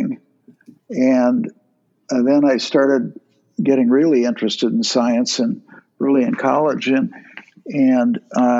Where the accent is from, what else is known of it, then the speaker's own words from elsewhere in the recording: St. Cloud, Minnesota, United States; I grew up in St. Cloud, Minnesota, one of six